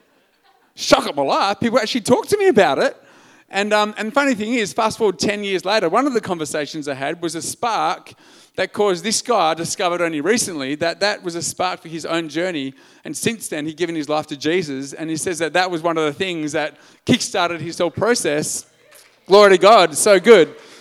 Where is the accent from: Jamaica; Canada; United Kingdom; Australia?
Australia; Albany, Western Australia; also born or lived in Perth; I'm an Australian male